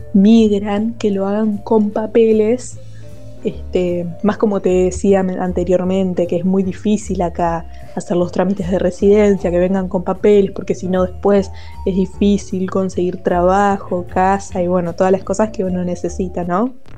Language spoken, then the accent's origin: Spanish; Argentina; now in Spain; uno es mi país de, nacimiento, en el cual crecí